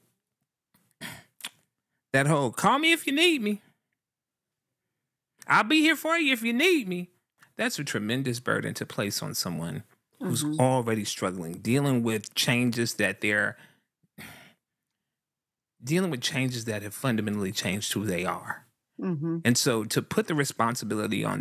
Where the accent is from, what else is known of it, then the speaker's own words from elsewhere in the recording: the South, United States; I'm a guy from the South